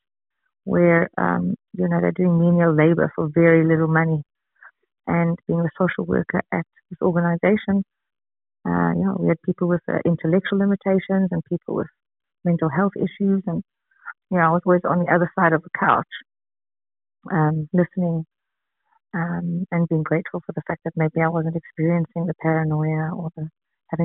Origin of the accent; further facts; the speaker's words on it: Johannesburg, Gauteng, South Africa; I'm from Johannesburg, South Africa